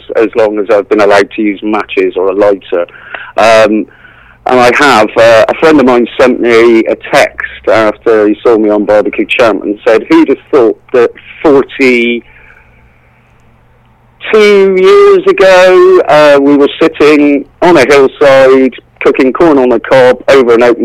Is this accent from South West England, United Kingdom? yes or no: yes; West Country, South West England, United Kingdom; I'm a farmer from the West Country